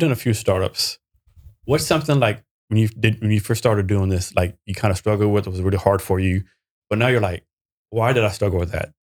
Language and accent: English; Texas, United States; also born or lived in Vietnam / Korea; I'm from Texas